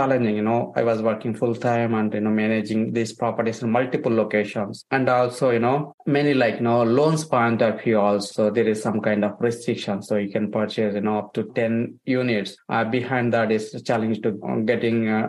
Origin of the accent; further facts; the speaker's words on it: India; moved away as an adult; I came from India. I came 2 years in 2007.